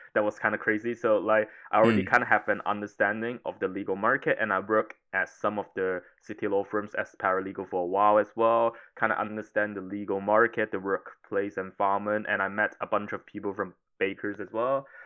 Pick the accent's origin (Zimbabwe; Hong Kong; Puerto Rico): Hong Kong; moved away as an adult; also born or lived in United Kingdom / Italy; I was originally from Hong Kong